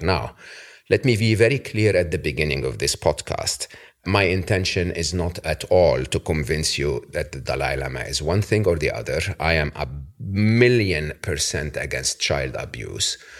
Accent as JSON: {"language": "English", "country": "Egypt", "moved": "yes", "said": "I'm from Egypt, Your Holiness, originally"}